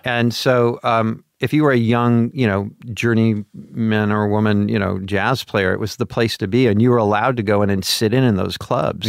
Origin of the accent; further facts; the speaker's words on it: Portland, Oregon, United States; moved away; also born or lived in Pomona, California; I grew up in Portland, Oregon